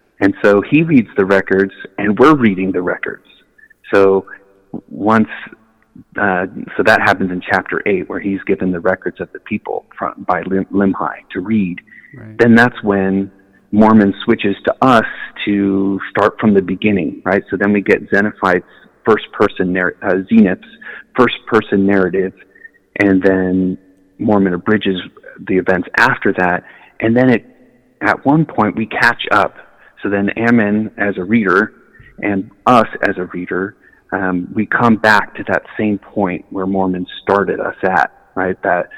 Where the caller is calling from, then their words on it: India; I'm here in India.